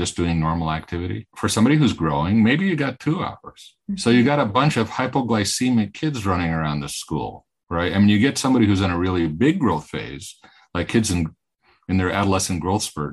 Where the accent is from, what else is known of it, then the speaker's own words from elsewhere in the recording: Greece; moved away; I'm from Greece, so I'm very interested in the Mediterranean diet. And I grew up in Greece